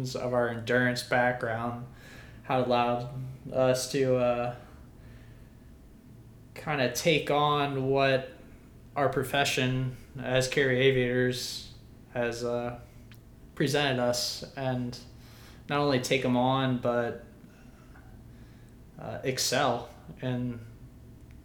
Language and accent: English; Mathews County, Virginia, United States; born and raised in Matthews County, Virginia, 81 square miles, no stoplights